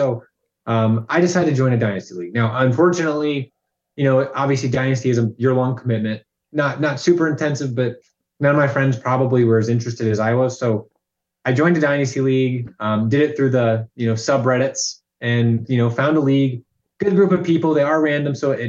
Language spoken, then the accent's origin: English; Indiana, United States; I've grown up around central Indiana pretty much my entire life here.